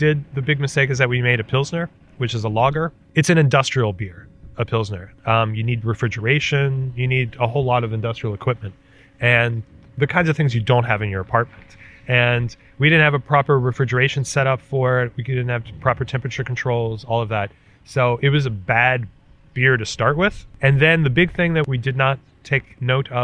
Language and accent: English; Maryland, United States; moved away as an adult; also born or lived in Washington, D.C.; now in Berlin, Germany; I'm an American from originally Maryland